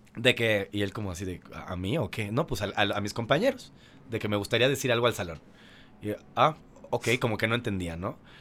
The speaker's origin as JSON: {"language": "Spanish", "town": "Mérida", "region": "Yucatán", "country": "Mexico", "said": "yo soy de Mérida"}